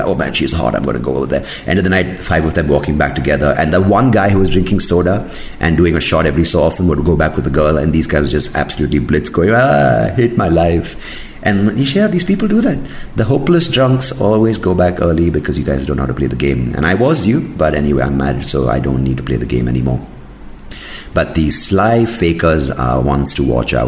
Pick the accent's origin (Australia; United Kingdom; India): India; South India; I'm South Indian